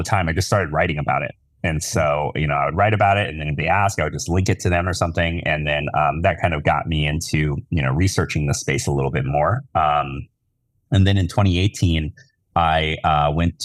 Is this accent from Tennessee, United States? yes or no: yes; Tennessee, United States; I grew up in Tennessee.